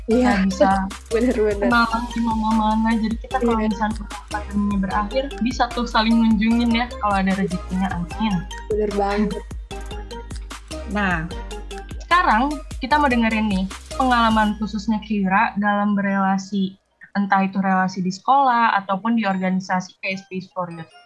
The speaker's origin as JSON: {"language": "Indonesian", "region": "Kalimantan", "country": "Indonesia", "said": "aku Pulau Sulawesi, aku dari Pulau Kalimantan. Kita jauh-jauhan banget."}